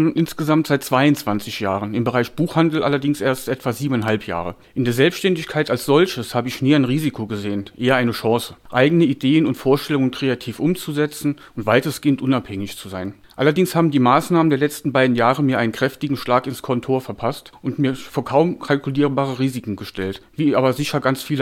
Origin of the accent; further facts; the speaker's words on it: Hermeskeil, Rhineland-Palatinate, Germany; Ich bin Jahrgang 72, geboren und aufgewachsen in Hermeskeil. Hermeskeil selbst ist eine kleine Stadt von ungefähr 7.000 bis 8.000 Einwohnern mit einem Einzugsgebiet von 15.000 bis 20.000 Einwohnern und insgesamt sehr ländlich gelegen.